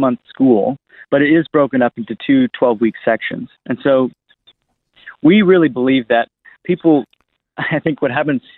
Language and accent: English; East Coast of America, United States; moved away as an adult; now in Australia; I'm from America, actually. So I come from the East Coast of America